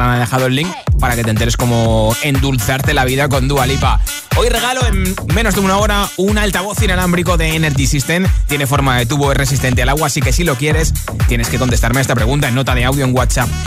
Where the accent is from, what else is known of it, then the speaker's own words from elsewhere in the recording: Madrid, Community of Madrid, Spain; Hola. Buenas tardes, Josué. Buenas agitadores. Soy … de Madrid.